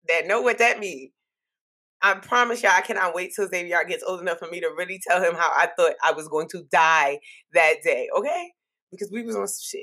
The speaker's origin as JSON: {"language": "English", "town": "New York City", "region": "New York", "country": "United States", "tie": "born or raised there", "moved": "as an adult", "said": "I'm just that Brooklyn girl"}